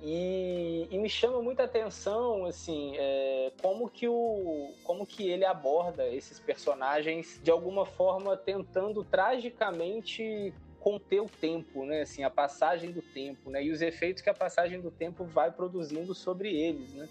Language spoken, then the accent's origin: Portuguese; Brazil; nós, enquanto brasileiros